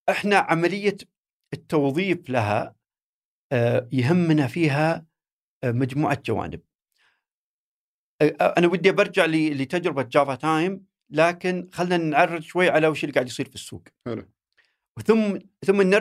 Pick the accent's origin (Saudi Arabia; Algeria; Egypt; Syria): Saudi Arabia; هي بدات عندنا في السعوديه يمكن 2012 13